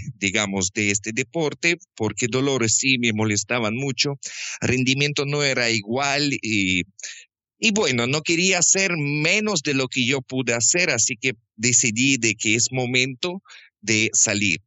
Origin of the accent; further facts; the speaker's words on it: Krasnodar, Krasnodar Krai, Russia; Spanish is a second language; moved away as an adult; also born or lived in Quito, Ecuador; now in Guayaquil, Ecuador; yo nací en sur de Rusia, en capital de provincia que se llama Krasnodarsky Krai, en la ciudad Krasnodar